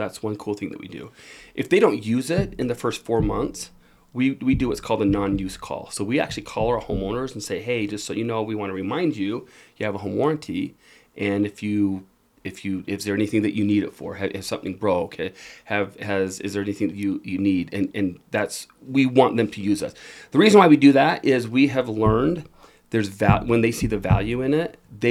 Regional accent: Utah, United States; also born or lived in Germany; I grew up here in Utah

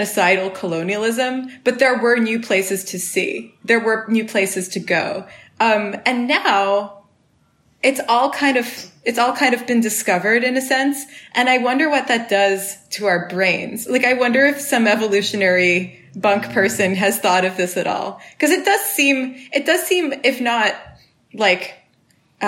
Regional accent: Switzerland; moved away as an adult; also born or lived in Canada; now in United States; I'm also Swiss because I lived there for a long time, 18 years

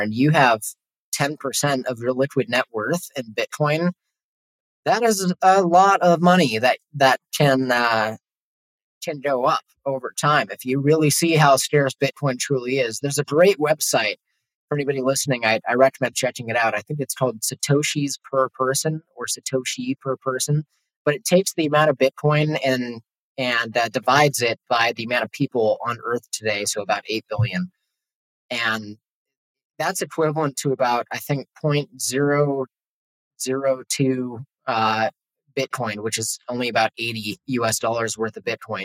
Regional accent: Los Angeles, California, United States; moved away as an adult; now in Mexico; I'm from Los Angeles. I was living there at the time

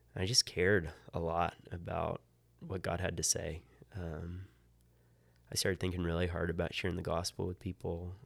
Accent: Hampstead, Maryland, United States; moved away; I grew up in, uh, in Hampstead, Maryland, which is about halfway between Baltimore and Gettysburg

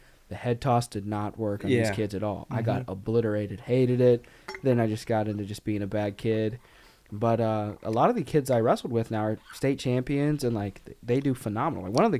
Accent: Arkansas, United States; I grew up in Arkansas

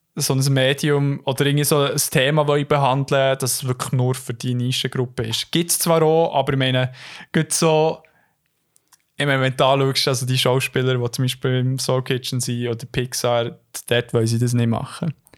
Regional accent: Switzerland; als Schweizer

